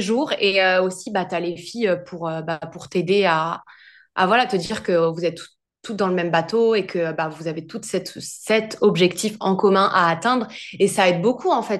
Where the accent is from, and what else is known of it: France; moved away as an adult; also born or lived in Australia; now in London, United Kingdom